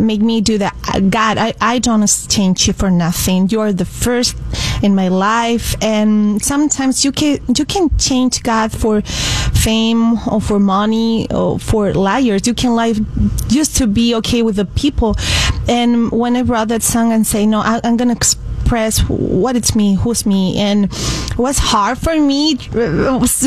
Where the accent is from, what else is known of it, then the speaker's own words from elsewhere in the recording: Barcelona, Catalonia, Spain; moved away; I was born in Spain, in Barcelona